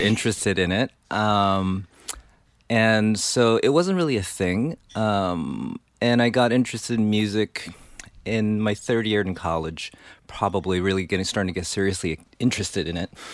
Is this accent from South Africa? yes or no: no; Taiwan; moved away as an adult; also born or lived in New York; Yeah, I grew up in Taiwan. Came here for college.